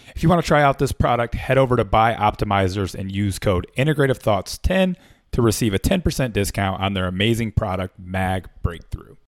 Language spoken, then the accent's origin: English; Flint, Michigan, United States; I was born in Flint, Michigan